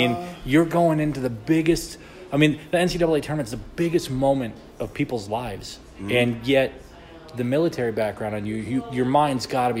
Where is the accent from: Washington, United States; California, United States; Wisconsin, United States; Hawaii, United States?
Wisconsin, United States; Milwaukee; I'm from Milwaukee.